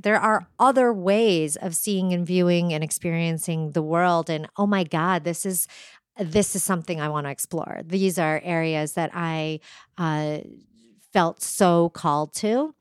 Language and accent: English; New Hampshire, United States; I was raised in New Hampshire